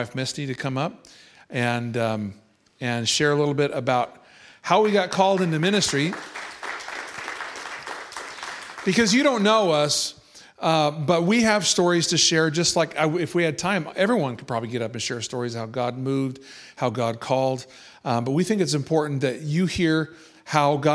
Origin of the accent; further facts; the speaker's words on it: Kansas, United States; moved away as an adult; now in Wales, United Kingdom; We are not originally from the East Coast. We're from the Midwest and originally from Kansas